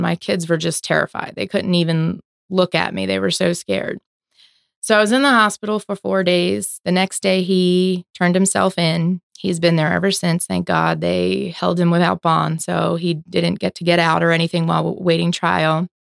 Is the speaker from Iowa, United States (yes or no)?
no; Philadelphia area, New Jersey, United States; moved away as an adult; now in Florida, United States; born and raised in New Jersey, Philadelphia area. Moved down here about fifteen years ago